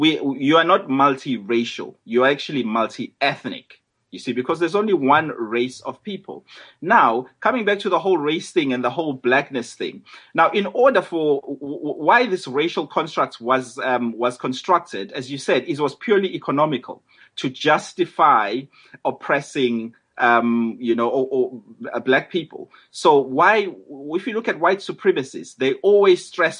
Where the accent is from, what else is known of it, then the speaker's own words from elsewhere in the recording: Durban, KwaZulu-Natal, South Africa; moved away as an adult; now in London, United Kingdom; I'm a South African. I'm from Durban. I'm a Zulu.